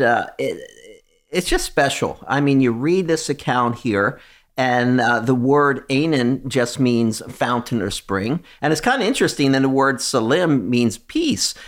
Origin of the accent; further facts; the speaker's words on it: United States; we come from America